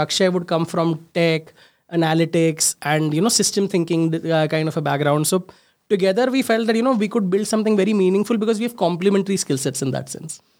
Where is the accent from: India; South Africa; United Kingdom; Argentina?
India; Mumbai, Maharashtra; I'm a late eighties child, born and brought up in Mumbai, small place there called Ghat Kopar. The entire schooling, everything was done there.